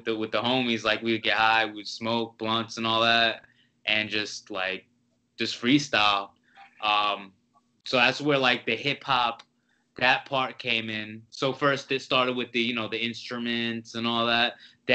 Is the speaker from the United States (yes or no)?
yes; New Jersey, United States; I'm from Jersey